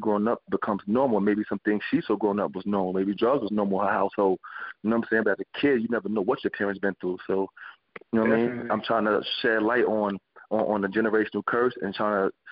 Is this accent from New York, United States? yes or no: yes; New York City, New York, United States; growing up in Brownsville, Brooklyn